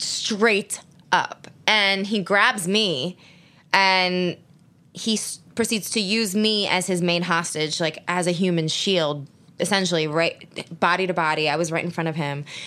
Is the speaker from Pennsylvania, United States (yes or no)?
yes; Philadelphia, Pennsylvania, United States; I grew up in Philly.